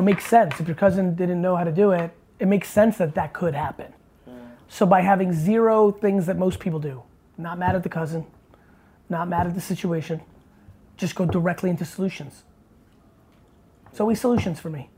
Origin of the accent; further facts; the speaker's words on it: New Jersey, United States; also born or lived in Russia / Queens, New York; I really moved after I was 5 and moved to Jersey